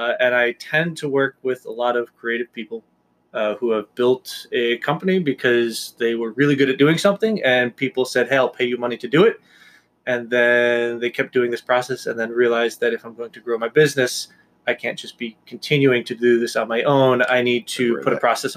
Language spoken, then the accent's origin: English; Washington Depot, Connecticut, United States; now in Southbury, United States; I am born and raised in Washington Depot, Connecticut.